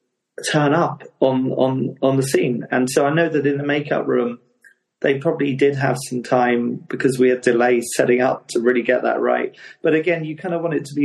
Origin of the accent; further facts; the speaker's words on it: Hastings, South East England, United Kingdom; Hastings, which is my hometown, which is a seaside town in Sussex in England